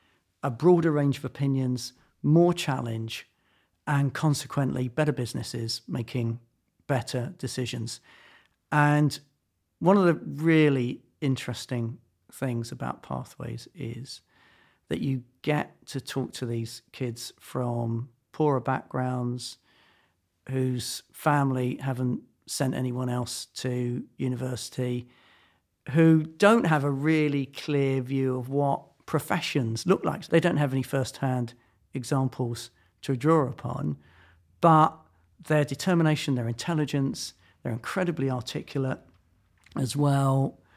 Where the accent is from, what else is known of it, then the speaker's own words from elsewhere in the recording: London, United Kingdom; Camberwell and then Tooting.